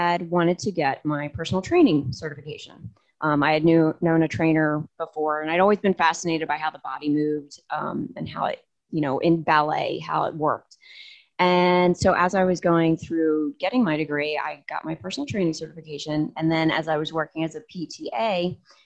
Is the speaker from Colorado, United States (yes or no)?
no; New Jersey, United States; moved away as an adult; I grew up in a small, small town in South Jersey